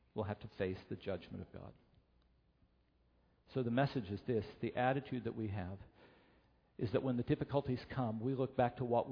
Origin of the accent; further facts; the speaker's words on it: Beckley, West Virginia, United States; moved away; I grew up in West Virginia.